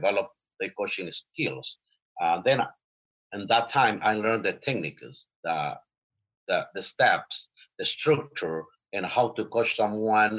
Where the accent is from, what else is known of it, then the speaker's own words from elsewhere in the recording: Honduras; now in United States; I was born in Honduras